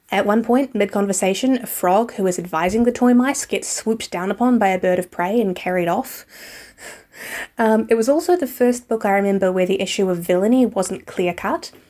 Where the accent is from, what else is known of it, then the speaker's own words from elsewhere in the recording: New Zealand; I'm from New Zealand